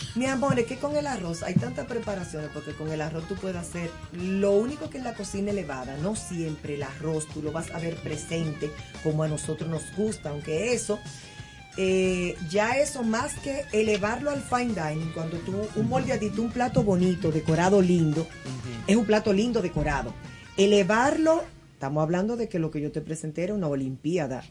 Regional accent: Dominican Republic; yo soy dominicana

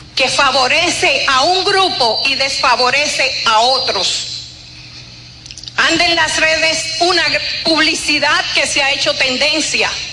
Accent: Dominican Republic; Somos todos dominicanos.

